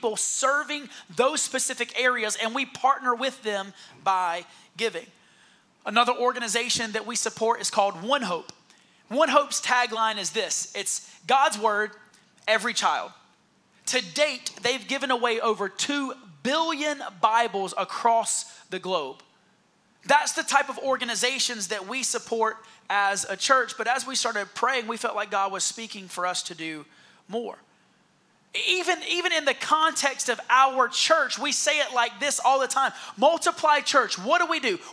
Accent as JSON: {"language": "English", "town": "Heath Springs", "region": "South Carolina", "country": "United States", "moved": "yes", "said": "But I'm really from Heath Springs, South Carolina."}